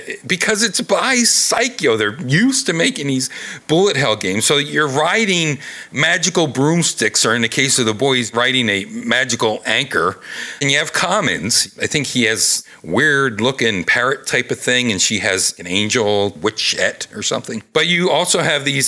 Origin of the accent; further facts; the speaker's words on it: Pennsylvania, United States; I'm from Pennsylvania